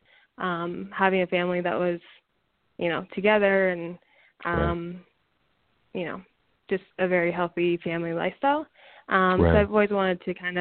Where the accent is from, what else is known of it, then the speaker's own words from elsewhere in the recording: near Seattle, Washington, United States; moved away as an adult; now in Los Angeles, United States; born and raised near Seattle.